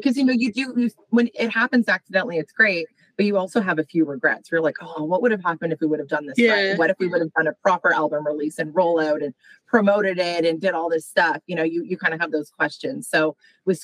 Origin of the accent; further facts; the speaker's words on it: Calgary, Alberta, Canada; moved away as an adult; now in Toronto, Canada; I grew up out west in Alberta